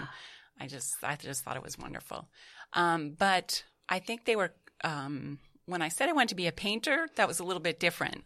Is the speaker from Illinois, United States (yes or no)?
no; Beverly, Massachusetts, United States; now in New York City, United States; I was introduced to Montserrat College of Art in my hometown of Massachusetts, um, Beverly, Massachusetts